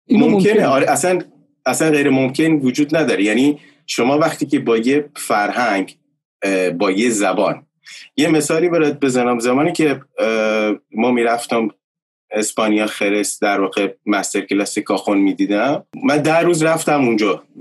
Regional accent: Bushehr, Bushehr Province, Iran; که از بوشهر میام

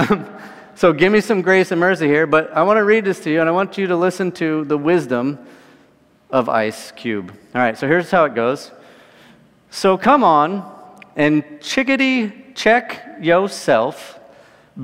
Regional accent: California, United States; I grew up in California

